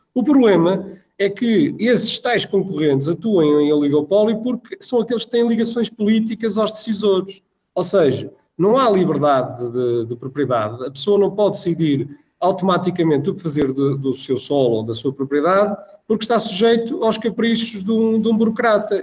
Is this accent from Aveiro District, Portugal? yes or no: yes; Espinho, Aveiro District, Portugal; Vivi toda a minha infância em Espinho